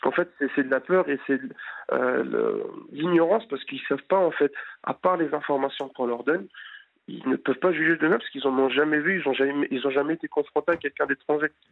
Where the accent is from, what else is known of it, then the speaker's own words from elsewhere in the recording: France; Je suis français mais d'origine étrangère, donc ici du Maghreb